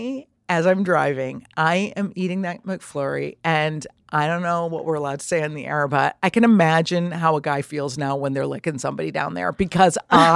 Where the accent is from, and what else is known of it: Trumbull, Connecticut, United States; born or raised there